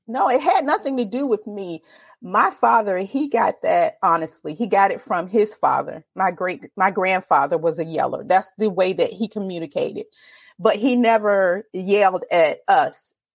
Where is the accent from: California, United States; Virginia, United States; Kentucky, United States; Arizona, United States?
Virginia, United States; Virginia Beach; Born and raised in Virginia Beach, Virginia. I've been here all my life